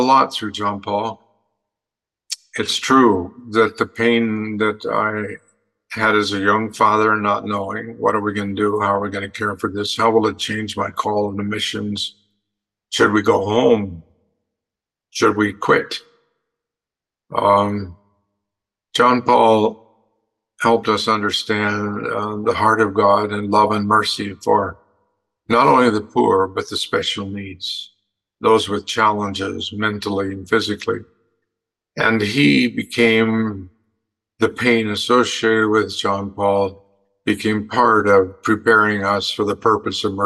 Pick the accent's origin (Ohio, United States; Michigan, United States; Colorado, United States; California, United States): Colorado, United States; Western; also born or lived in El Paso, Texas; I grew up in Western Colorado